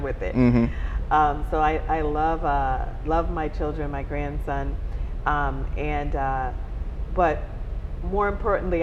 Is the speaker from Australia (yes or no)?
no; Bahamas; also born or lived in Baltimore-Washington area, United States; now in Charlotte, United States; I'm originally from the Bahamas, so I'm a Bahama mama, from Bahamas